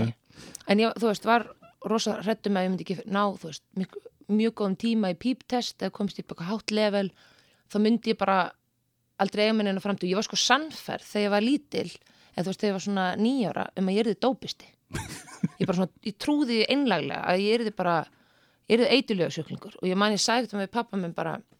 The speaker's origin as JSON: {"language": "Icelandic", "town": "Seltjarnarnes", "region": "Capital Region", "country": "Iceland", "tie": "born or raised there", "also_born_or_lived": "Reykjavík", "said": "bjóð fyrst án á Seltetanesi mm. og var í Mýrahúsaskóla"}